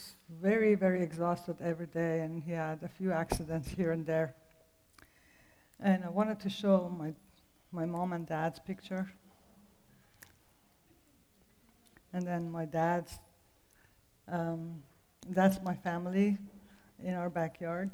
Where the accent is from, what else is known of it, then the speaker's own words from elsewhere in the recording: Tehran, Tehran Province, Iran; English is a second language; moved away; the accent comes from Tehran, Iran. I was born in Tehran to an Armenian Christian family